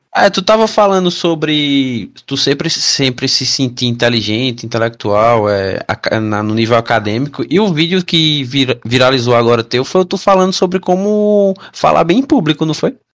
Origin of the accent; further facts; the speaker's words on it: Northeast Region, Brazil; eu sou do Nordeste, aí eu falo K-pop.